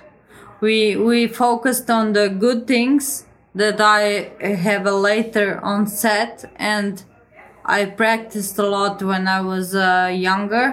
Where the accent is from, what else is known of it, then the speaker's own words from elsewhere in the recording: Croatia; I'm 33 years old and I come from Croatia